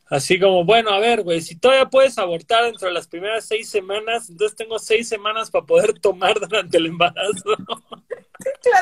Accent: Yucatán, Mexico; Bueno, pero nosotros somos del sur de Yucatán, güey. Del sur de México, somos de Yucatán, güey.

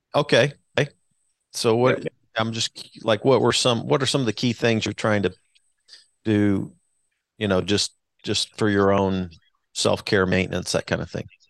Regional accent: Wichita, Kansas, United States; now in Kansas City, United States; I'm a Wichita Wichita kid, so I was born in Wichita

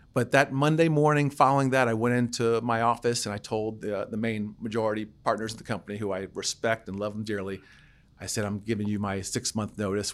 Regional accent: Adelphi, Maryland, United States; I'm from Adelphi, Maryland, a small town in P G County. Grew up there

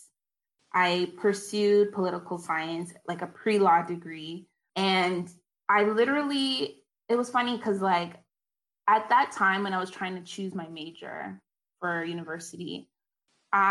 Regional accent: Canada; also born or lived in South Carolina, United States; I'm Canadian

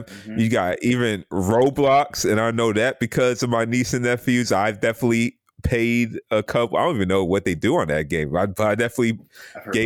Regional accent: Nigeria; I'm Nigerian

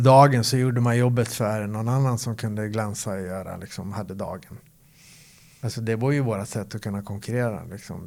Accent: Örebro, Örebro County, Sweden; moved away as an adult; also born or lived in Gothenburg; Jag är uppväxt i, i Örebro

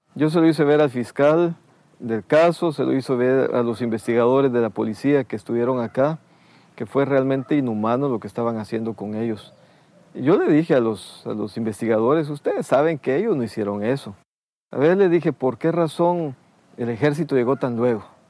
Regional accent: Escuintla, Guatemala; also born or lived in Taxisco, Santa Rosa, Guatemala; A los seis años mi familia pasó a, a, a, esta zona de Escuintla

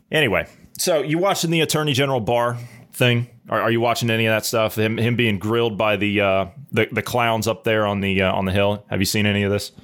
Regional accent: Ohio, United States; my home state of Ohio

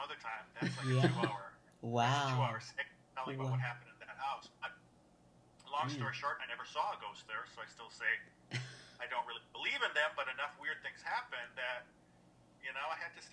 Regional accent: Wisconsin, United States; moved away as an adult; also born or lived in Europe; now in Louisville, United States; I'm from Wisconsin originally, and I ended up here in the 90s

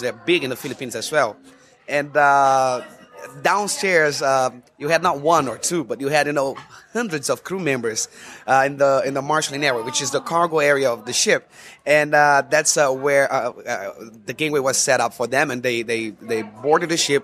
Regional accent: Rio de Janeiro, Brazil; moved away as an adult; I'm from Rio de Janeiro, Brazil, and where, where I was born and raised.

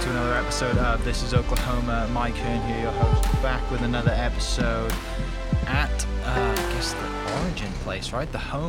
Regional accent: Wales, United Kingdom; I grew up like rugby in Wales

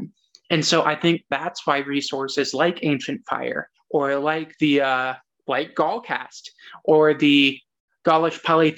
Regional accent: United States; And yes, we are American, and I fully believe that we have to recognize that and recognize that this is where we were raised

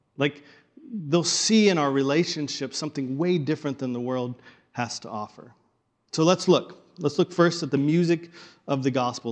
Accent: the Bible Belt, United States; now in Pacific Northwest, United States; I grew up in the Bible Belt

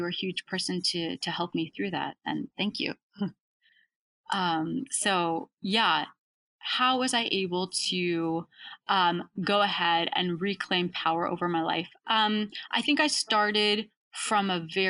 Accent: Canada; been a huge advantage for me to be born in Canada

